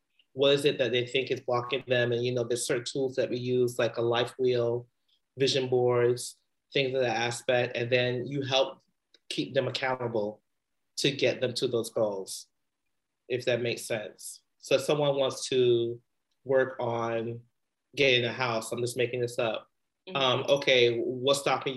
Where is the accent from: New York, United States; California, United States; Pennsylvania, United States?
New York, United States; New York City; moved away as an adult; also born or lived in West Indies (ancestry); now in Bay Area, United States; I grew up in the Bronx